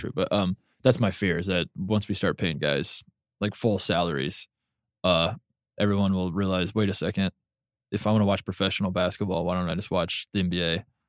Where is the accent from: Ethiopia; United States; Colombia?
United States; Indiana; I grew up in Indiana. I worshiped high school basketball.